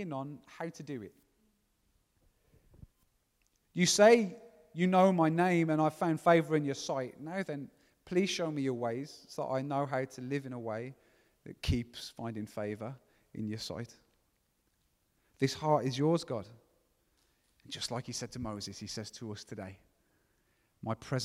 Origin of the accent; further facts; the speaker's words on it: Gornal, West Midlands, United Kingdom; I'm 22 and I'm from Gornal